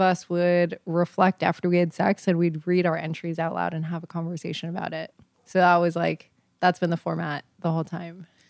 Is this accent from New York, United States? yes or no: yes; New York City, New York, United States; I am 28 years old from New York City